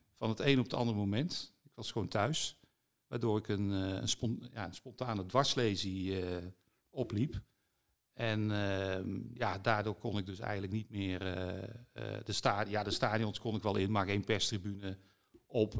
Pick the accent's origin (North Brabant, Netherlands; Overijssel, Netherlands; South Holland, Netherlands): North Brabant, Netherlands; Vught; Ik ben wel een Brabander, hè. ik ben in Vught opgegroeid